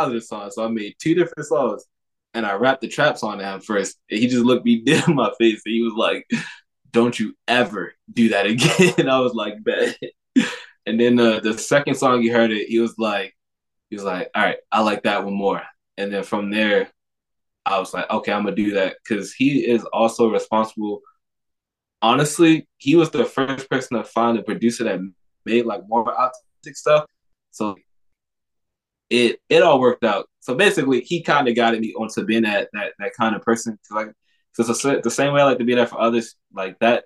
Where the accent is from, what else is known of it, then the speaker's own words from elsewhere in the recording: Baltimore, Maryland, United States; I'm from Baltimore